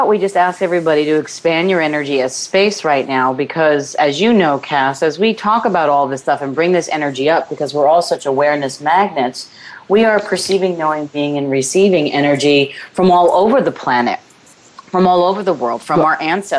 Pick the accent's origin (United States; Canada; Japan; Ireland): Ireland; because, you know, I'm Irish.